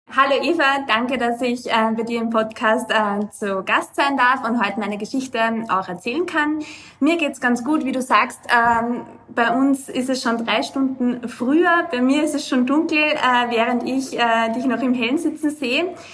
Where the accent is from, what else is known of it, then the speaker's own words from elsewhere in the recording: Lower Austria, Austria; moved away as an adult; now in Dubai, United Arab Emirates; ich bin aus Niederösterreich, äh, bin in einem ähm, ja, 6000 äh, Einwohnerort aufgewachsen